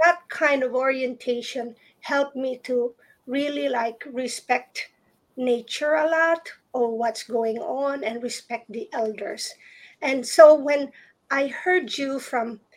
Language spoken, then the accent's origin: English; Philippines; moved away; growing up in the Philippines